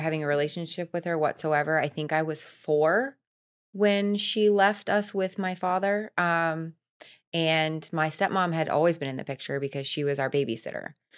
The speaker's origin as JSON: {"language": "English", "region": "Florida", "country": "United States", "tie": "born or raised there", "also_born_or_lived": "Vermont", "said": "I was born in Vermont, but I was raised here. I've been here for thirty-five years, so I'm a Floridian."}